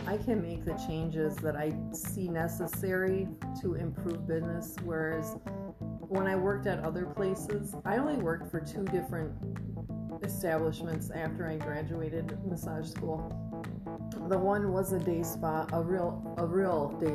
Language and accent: English; Wisconsin, United States; moved away; I'm from Wisconsin, so yeah, the winters are fucking awful there